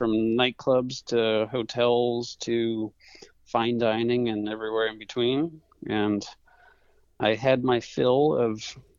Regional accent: Madison, Connecticut, United States; moved away as an adult; So I grew up in Madison, Connecticut, and I'm back here now

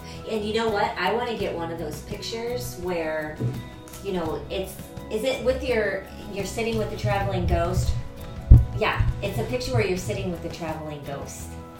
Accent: Florida, United States; moved away as an adult; I grew up in Florida

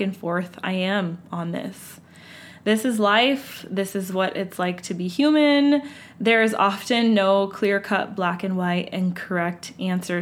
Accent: United States

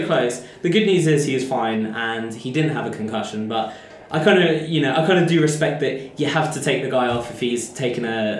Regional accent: England, United Kingdom; I'm English.

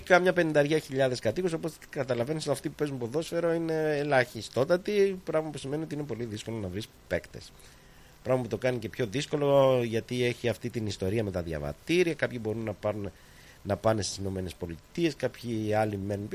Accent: Greece; now in Australia

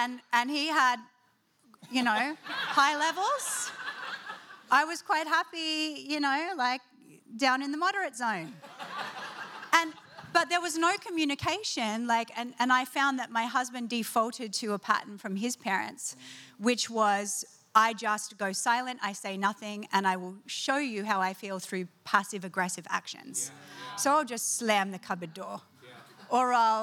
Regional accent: Australia; being Australian

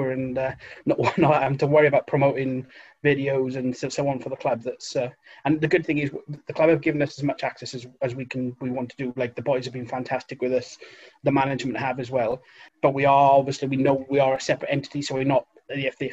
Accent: Wales, United Kingdom; now in Aveley, United Kingdom; I'm originally from Wales, I've been living up this way for about 10 years

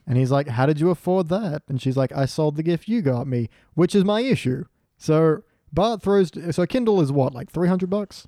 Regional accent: Australia

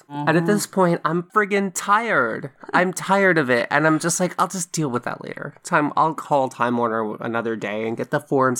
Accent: Frankfurt, Hesse, Germany; born there; I just said I was born in Frankfurt, Germany, and I didn't have a passport.

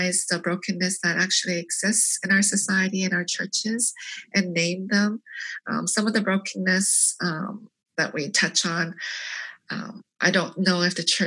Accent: South Korea; also born or lived in Canada; now in United States; I was born in Korea and we immigrated to Canada in 1975. So living in 3 different countries

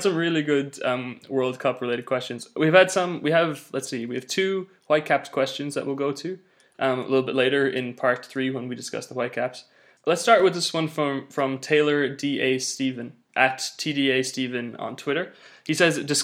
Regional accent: Ireland; the Republic of Ireland, my hometown.

